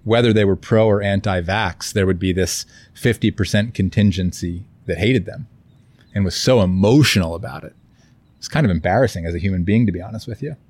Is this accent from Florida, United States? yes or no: yes; Florida, United States; moved away; also born or lived in Kauai; I grew up in Florida